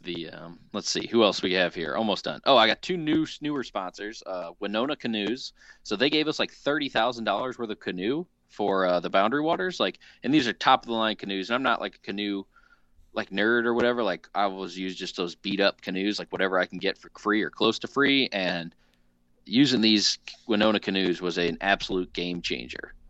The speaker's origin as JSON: {"language": "English", "region": "Southern Illinois", "country": "United States", "tie": "born or raised there", "said": "Access the Wild out of actually my hometown of uh, Southern Illinois"}